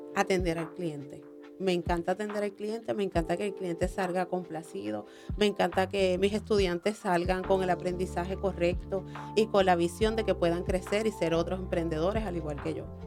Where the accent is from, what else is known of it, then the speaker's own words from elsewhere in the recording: Orocovis, Puerto Rico; now in Ponce, Puerto Rico; es orocobeña, pero vivo en Ponce hace más de 10 años, así que soy ponceña adoptada